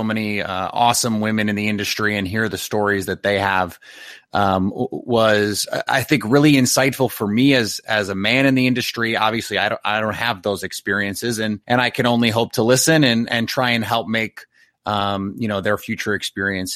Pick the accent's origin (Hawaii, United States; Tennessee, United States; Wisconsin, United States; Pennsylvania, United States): Wisconsin, United States; Milwaukee; moved away; I grew up in Milwaukee, although I don't live there anymore